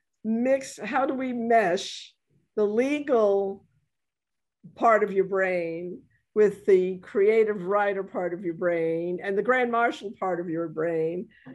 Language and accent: English; New York, United States; now in New Orleans, United States; I'm from New York originally